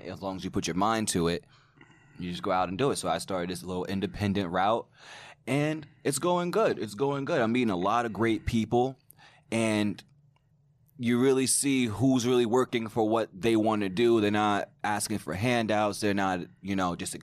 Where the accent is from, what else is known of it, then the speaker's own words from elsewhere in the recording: Long Island, New York, United States; I'm from Long Island